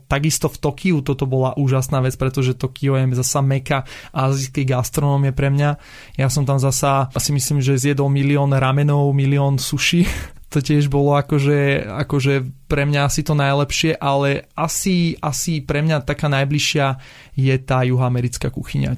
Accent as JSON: {"language": "Slovak", "town": "Bratislava", "region": "Bratislava Region", "country": "Slovakia", "tie": "born or raised there", "also_born_or_lived": "Kysucké Nové Mesto", "said": "Ja som rodený Bratislavčan"}